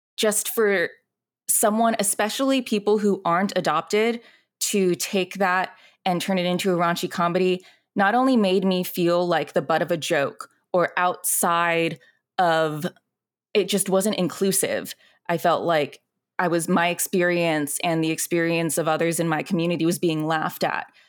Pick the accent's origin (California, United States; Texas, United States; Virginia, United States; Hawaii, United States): Virginia, United States; Alexandria; moved away as an adult; also born or lived in Zhongshan, China; now in Los Angeles, United States; I grew up in Alexandria, Virginia